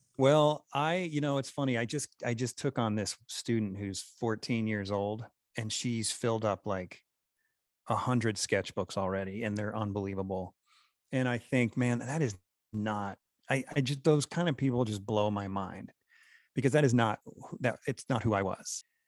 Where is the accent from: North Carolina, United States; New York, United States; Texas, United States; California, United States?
New York, United States; now in Utah, United States; by this time I'm in Utah, I'm originally from New York